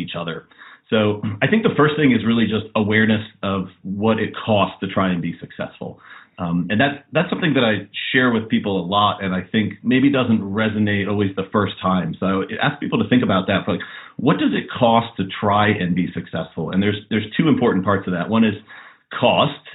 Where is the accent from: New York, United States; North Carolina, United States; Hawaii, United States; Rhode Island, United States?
North Carolina, United States; Western North Carolina near Asheville, United States; I was in middle school and high school in Western North Carolina near Asheville in the beautiful mountains of North Carolina, and grew up in a town there with about 2,000 people.